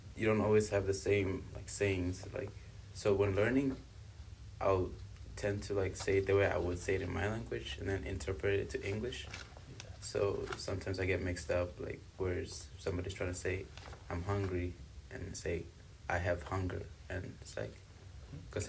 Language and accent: English; South Africa; also born or lived in Congo; now in United States; I was born in Congo, but I was raised in South Africa.